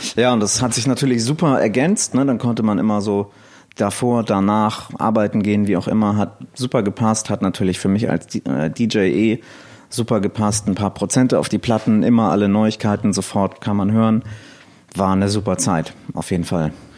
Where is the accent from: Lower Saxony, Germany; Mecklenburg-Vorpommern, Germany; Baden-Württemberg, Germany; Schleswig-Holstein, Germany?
Schleswig-Holstein, Germany; Elmshorn; ich komme aus Elmshorn, äh, beziehungsweise noch genauer aus einem Dorf bei Elmshorn